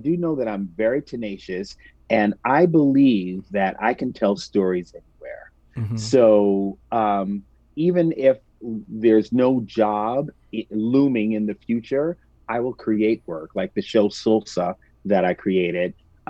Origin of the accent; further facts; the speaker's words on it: New York, United States; And being a New Yorker, I had never experienced February in 70 degrees.